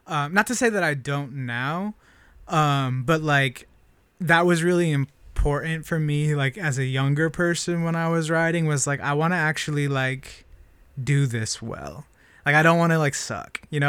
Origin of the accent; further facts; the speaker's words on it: Springfield, Oregon, United States; I grew up in Springfield, Oregon.